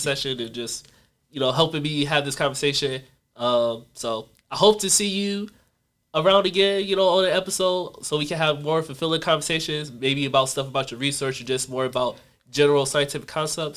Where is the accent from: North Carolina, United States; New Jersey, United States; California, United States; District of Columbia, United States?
North Carolina, United States; I'm from North Carolina